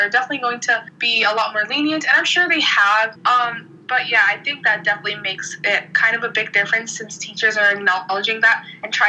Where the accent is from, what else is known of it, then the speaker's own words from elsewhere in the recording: New York City, New York, United States; I'm from the Bronx, and I go to school at Stuyvesant, which is in Manhattan